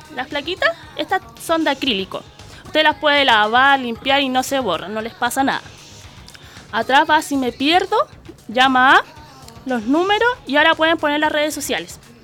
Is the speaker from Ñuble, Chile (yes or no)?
no; La Florida, Santiago Metropolitan Region, Chile; Soy de la Florida